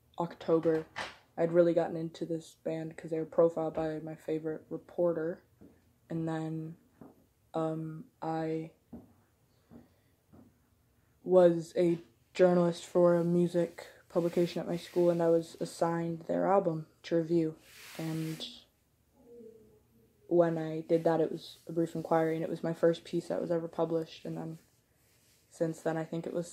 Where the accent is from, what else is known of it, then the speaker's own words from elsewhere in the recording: Chicago, Illinois, United States; I'm 18 years old, I'm from Chicago.